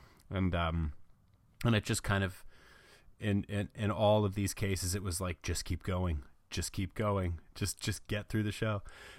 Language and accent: English; Fort Lauderdale, Florida, United States; also born or lived in North Carolina; Yeah, I was born in North Carolina, but I spent the really early formative years living down in Southern Florida. My family lived in Fort Lauderdale